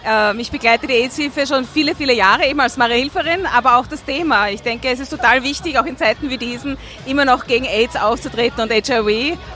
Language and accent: German; Vienna, Austria; ich komme aus Marehilf, politisch auch gesehen